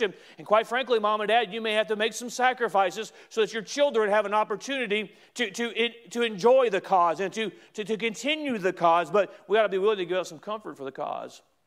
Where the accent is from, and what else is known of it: United States